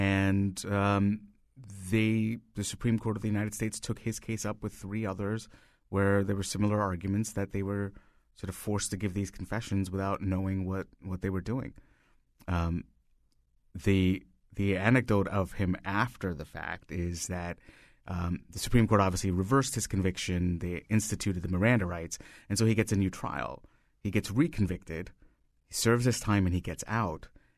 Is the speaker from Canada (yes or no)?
no; India; moved away as an adult; now in United States; So I grew up in India and I moved here 16 years ago.